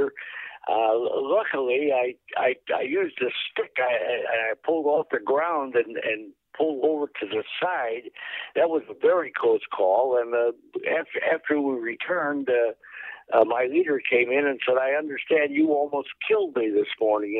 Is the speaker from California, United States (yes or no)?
no; Chicago, Illinois, United States; I was from Chicago.